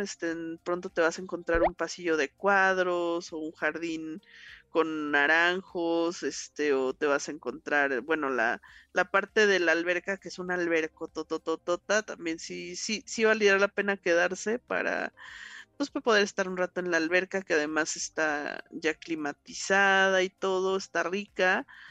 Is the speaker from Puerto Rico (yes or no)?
no; Mexico City, Mexico; los que somos acá chilangos